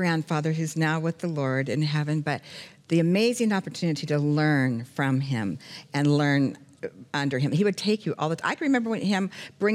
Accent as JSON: {"language": "English", "town": "Phoenix", "region": "Arizona", "country": "United States", "tie": "born or raised there", "also_born_or_lived": "Los Angeles, California / Charlotte, North Carolina / Florida panhandle / Branson, Missouri", "moved": "as an adult", "said": "I'm born and raised in Phoenix, Arizona"}